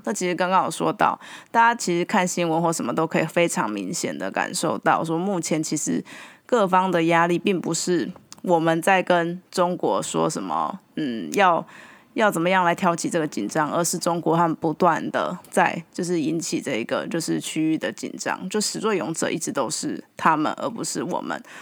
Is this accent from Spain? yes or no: no; Taiwan; 我们台湾人